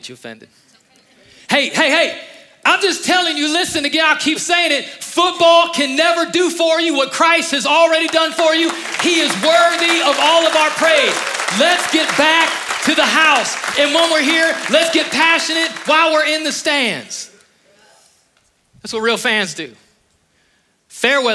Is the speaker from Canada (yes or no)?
no; Northeast Ohio, United States; moved away as an adult; I was raised in Ohio